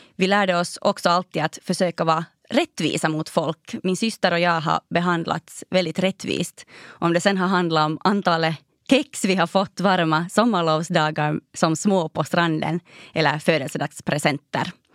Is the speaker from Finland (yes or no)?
yes; Raseborg, Uusimaa, Finland; also born or lived in Helsinki; min älskade hemstad Raseborg